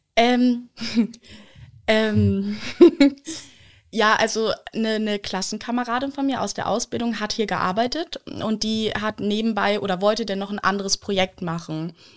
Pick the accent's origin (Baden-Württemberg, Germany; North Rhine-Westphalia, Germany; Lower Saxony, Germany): Lower Saxony, Germany; moved away as an adult; also born or lived in Berlin; ich bin in Niedersachsen aufgewachsen, also so eine Stunde von hier bin ich aufgewachsen